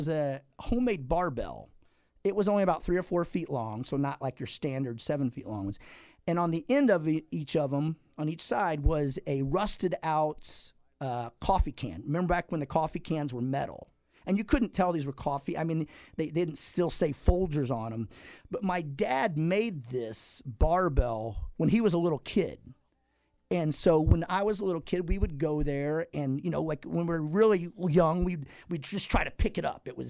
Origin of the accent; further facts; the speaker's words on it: Campsville, Illinois, United States; I grew up in Calhoun County, you know, actually Campsville, a town of about 400 people at the time.